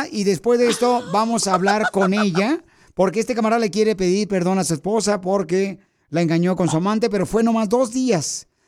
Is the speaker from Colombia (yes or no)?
no; Guatemala; now in Beverly Hills, United States; Porque ¿a qué venimos de Guatemala a Beverly Hills, ah, Estados Unidos?